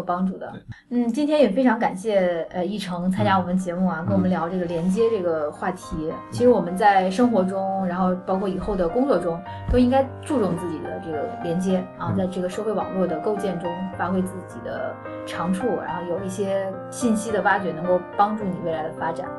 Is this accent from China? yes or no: yes; China; 我们大陆这边